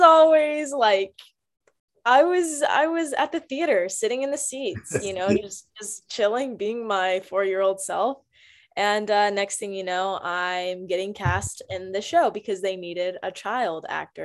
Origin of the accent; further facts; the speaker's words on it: Greensboro, North Carolina, United States; now in Texas, United States; I grew up in Greensboro, North Carolina, on the East Coast